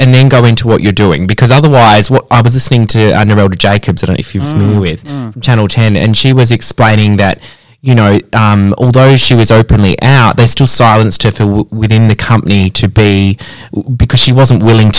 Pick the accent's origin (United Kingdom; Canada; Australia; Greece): Australia; Pinjarra, Western Australia; I grew up in Pinjarra